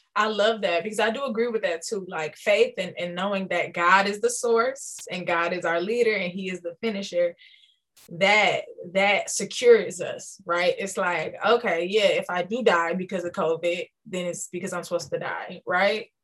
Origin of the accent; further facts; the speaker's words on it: Detroit, Michigan, United States; I was born and raised in Detroit, Michigan